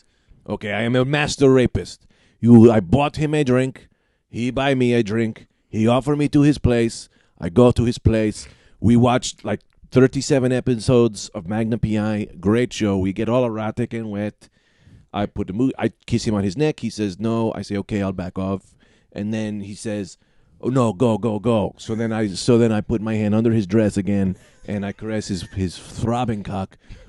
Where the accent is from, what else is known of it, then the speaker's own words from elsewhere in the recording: Arkansas, United States; In my hometown of Arkansas, I have to tell you, it is a very kind of state where people like to talk to each other and open up and show love.